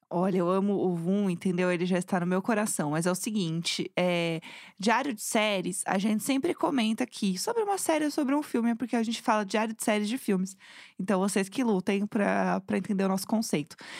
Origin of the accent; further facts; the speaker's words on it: São Paulo, Brazil; eu que sou de São Paulo